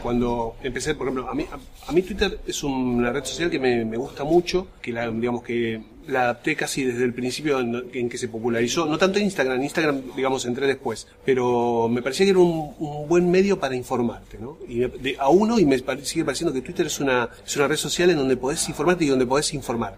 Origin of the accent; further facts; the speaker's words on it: Berazategui, Buenos Aires Province, Argentina; yo nací en y viví en Berazategui hasta los 20 años